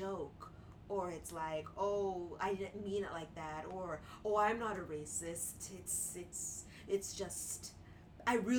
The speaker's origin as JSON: {"language": "English", "town": "Markham", "region": "Ontario", "country": "Canada", "tie": "born or raised there", "said": "I grew up in Markham, which is like Asians, whites, and sprinkles of black"}